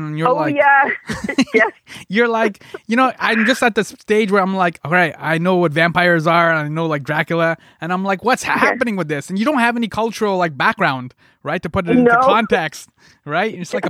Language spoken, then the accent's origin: English; Scarborough, Ontario, Canada; No, I'm from Scarborough, so I've hung out with like a number of people that are Trini, and this is what I'm getting at.